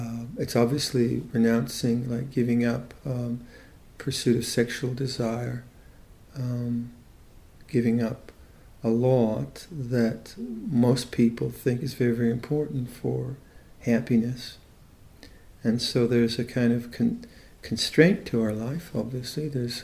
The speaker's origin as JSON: {"language": "English", "town": "Chennai", "region": "Tamil Nadu", "country": "India", "said": "So having Siddharth join us, who's originally from Mumbai, and I'm from Madras. What's Madras? It's Chennai now."}